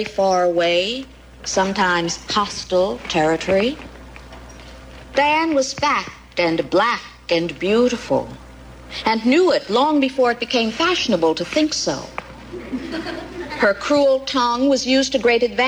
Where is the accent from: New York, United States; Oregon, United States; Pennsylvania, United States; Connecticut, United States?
New York, United States; New York City; being a Black lesbian growing up in New York